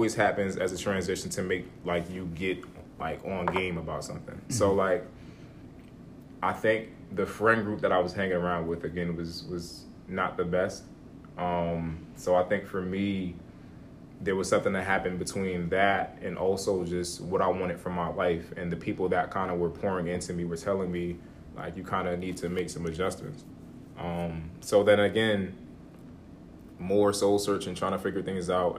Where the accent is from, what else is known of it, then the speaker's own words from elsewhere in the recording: Hillside, New Jersey, United States; I come from Hillside, New Jersey, pretty much raised there all my life.